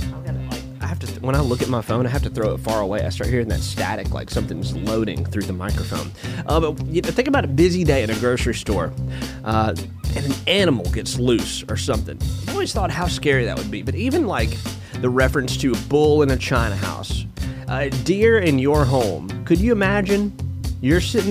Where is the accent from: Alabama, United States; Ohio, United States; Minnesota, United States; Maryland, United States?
Alabama, United States; Florence; I was born and raised in Florence, Alabama